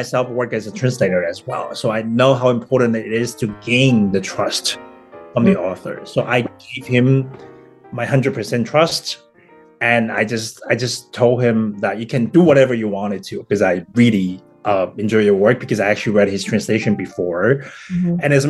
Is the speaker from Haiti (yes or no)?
no; Taiwan; first language Taiwanese; English is a second language; moved away as an adult; also born or lived in Taipei, Taiwan; now in Berlin, Germany; I grew up in Taiwan, this small town